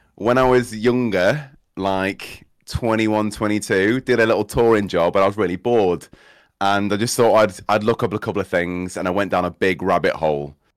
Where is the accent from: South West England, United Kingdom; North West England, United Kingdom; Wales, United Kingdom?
North West England, United Kingdom; Cheshire; also born or lived in Midlands; I say I'm from Cheshire. I'll just go with Cheshire 'cause I was born here in the Midlands